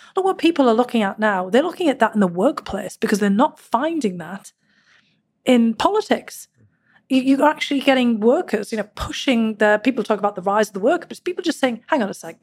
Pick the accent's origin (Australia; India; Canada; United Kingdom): United Kingdom; Durham, North East England; now in United States; growing up in Northern England. The Durham miners that I was part of for generations